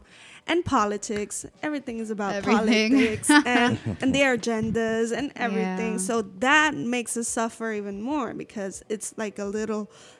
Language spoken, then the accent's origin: English; Puerto Rico; moved away as an adult; also born or lived in Savannah, Georgia / Aguadilla, Puerto Rico; So I moved to Puerto Rico with my mom when I was 2 years old. So I was raised in Puerto Rico, so I'm Puerto Rican.